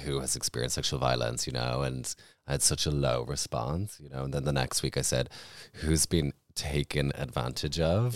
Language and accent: English; Ireland; for myself growing up in Ireland